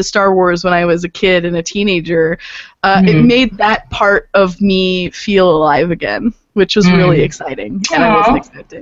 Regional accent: United States; my fellow Americans

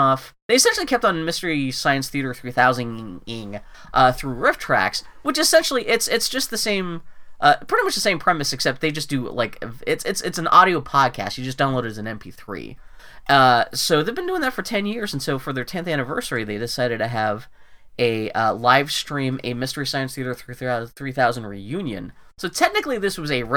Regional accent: Pittsburgh, Pennsylvania, United States; I'm from Pittsburgh.

